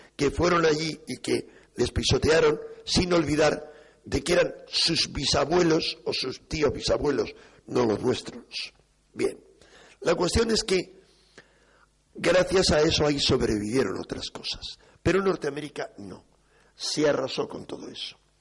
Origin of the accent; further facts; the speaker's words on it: Spain; los españoles